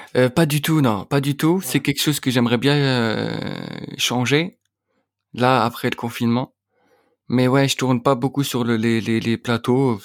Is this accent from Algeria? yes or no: yes; Algeria; moved away as an adult; now in Paris, France; j'ai grandi en Algérie, tu vois, j'ai passé toute ma vie là-bas